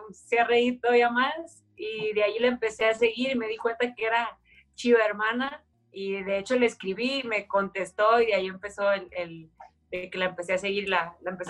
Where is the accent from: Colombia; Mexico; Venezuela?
Mexico; Sinaloa; now in Guadalajara, Mexico; eso que no soy de aquí de Guadalajara, pues soy de Sinaloa